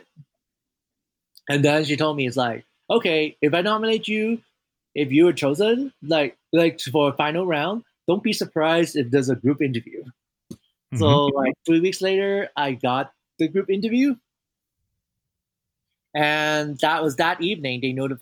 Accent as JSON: {"language": "English", "country": "Hong Kong", "tie": "born or raised there", "moved": "yes", "lives_now": "United States", "said": "I grew up in Hong Kong"}